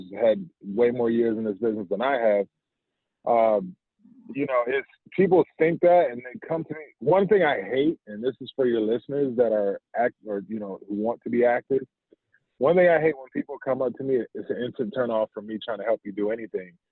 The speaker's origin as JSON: {"language": "English", "town": "Fayetteville", "region": "North Carolina", "country": "United States", "also_born_or_lived": "Wilmington, North Carolina", "said": "I'm actually from Fayetteville, North Carolina. And that was a transplant to Wilmington"}